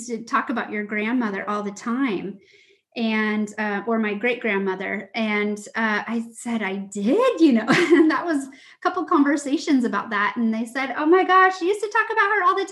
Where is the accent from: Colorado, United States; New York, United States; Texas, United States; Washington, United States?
Washington, United States; Lake Tapps; I grew up on Lake Taps